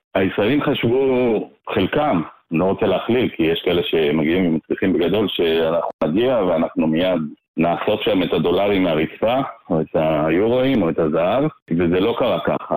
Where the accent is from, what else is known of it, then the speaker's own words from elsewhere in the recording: Jerusalem, Jerusalem District, Israel; now in Ra'anana, Israel; אני אה, ישראלי אה, מלידה, תושב רעננה, גדלתי בירושלים דווקא